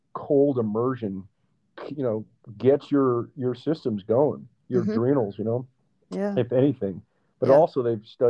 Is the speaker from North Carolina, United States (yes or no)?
no; Northern California, United States; I grew up in Northern California where, you know, the water is freezing